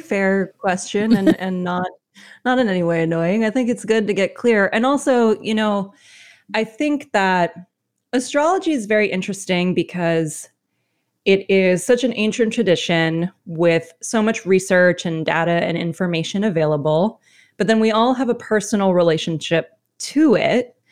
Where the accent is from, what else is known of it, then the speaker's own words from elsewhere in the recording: United States; my experience as an American